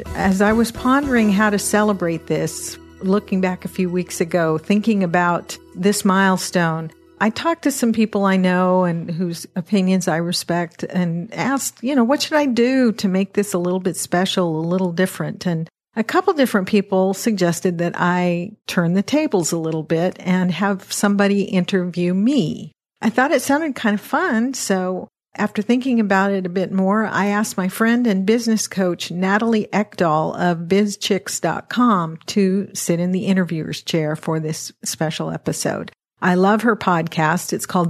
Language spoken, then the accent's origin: English; Washington, United States; Well, I grew up kind of all over Western Washington State in a bunch of little logging towns.